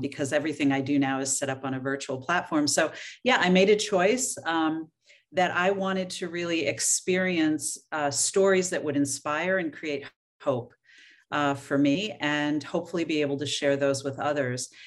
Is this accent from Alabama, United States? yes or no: no; Oregon, United States; moved away; I was born and raised in Oregon